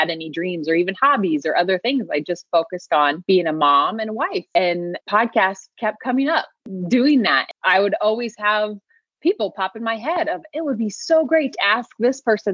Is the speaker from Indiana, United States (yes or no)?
yes; Indiana, United States; moved away as an adult; now in Pacific Northwest, United States; I grew up in the Midwest. I'm originally from the state of Indiana